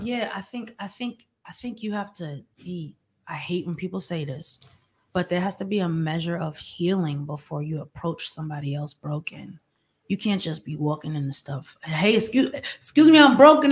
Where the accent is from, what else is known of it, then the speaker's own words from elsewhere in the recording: New York, United States; I'm from New York